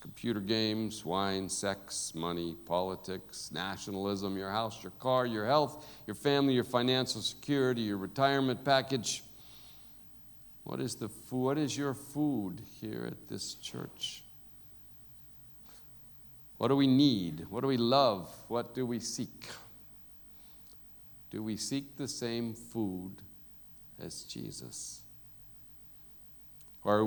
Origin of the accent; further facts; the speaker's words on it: United States; now in South Africa; me as an American. Everybody knows I'm an American. The way I talk